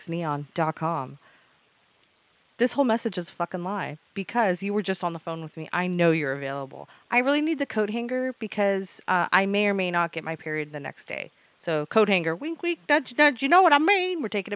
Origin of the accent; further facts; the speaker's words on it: West Coast, United States; Sorry, I'm from the West Coast, and it's kind of hard to communicate with people on your side of the nation.